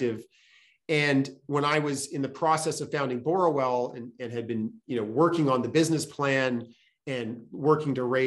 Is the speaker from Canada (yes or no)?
yes; Ottawa, Ontario, Canada; moved away as an adult; also born or lived in Edinburgh / Harvard; I grew up in Ottawa, and I went to public schools throughout